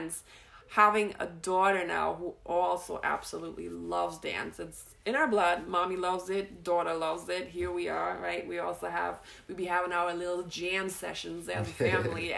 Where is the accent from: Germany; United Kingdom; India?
Germany; moved away; I'm from Germany